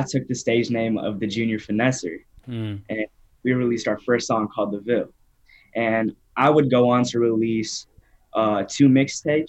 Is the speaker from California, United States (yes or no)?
no; Naperville, Illinois, United States; also born or lived in Downers Grove, Illinois; I'm from Naperville, Illinois, born in Downers Grove.